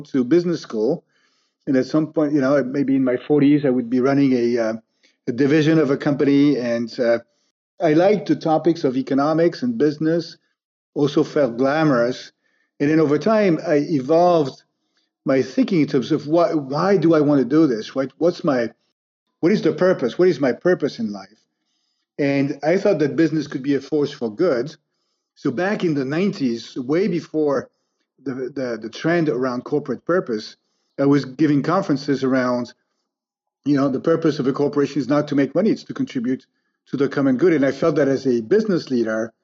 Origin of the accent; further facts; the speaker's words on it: France; I grew up in France in a middle-class family, three brothers